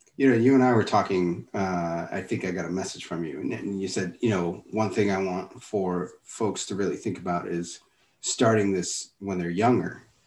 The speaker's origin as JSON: {"language": "English", "town": "Miami", "region": "Florida", "country": "United States", "said": "a guy from Miami"}